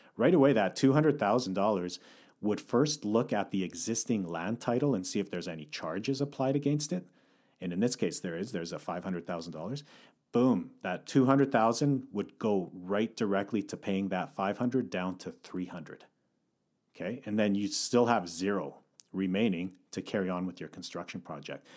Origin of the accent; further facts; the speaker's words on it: Calgary, Alberta, Canada; now in North Vancouver, Canada; Born and raised in Calgary